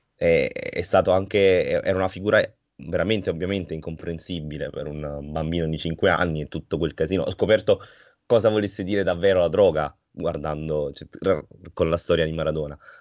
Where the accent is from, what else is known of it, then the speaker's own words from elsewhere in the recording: Naples, Campania, Italy; sì, sono napoletano, completamente napoletano, eh, cresciuto a Napoli, vissuto a Napoli per, ho visto Napoli per 30 anni